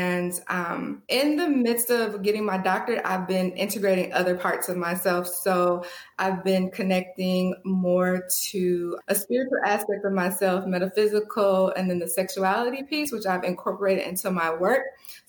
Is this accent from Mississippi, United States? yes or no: yes; Mississippi, United States; moved away as an adult; now in Atlanta, United States; I'm originally from Mississippi, born and raised, a small town in Mississippi